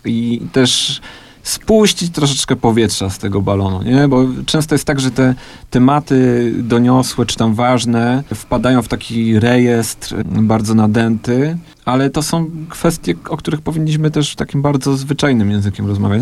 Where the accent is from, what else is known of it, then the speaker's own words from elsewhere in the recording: Andrychów, Lesser Poland, Poland; wychowałem się w Andrychowie